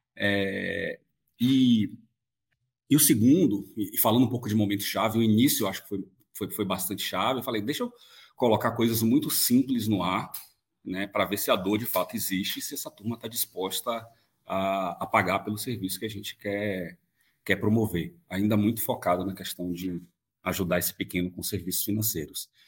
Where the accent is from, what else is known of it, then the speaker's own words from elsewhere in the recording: Bahia, Brazil; moved away; eu vim da Bahia originalmente, é, minha família vem de uma cidade muito pequena, muito pobre no interior